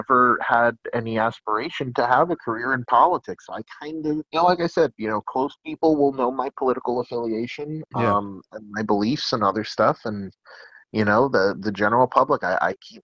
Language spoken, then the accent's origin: English; New York, United States; I'm from New York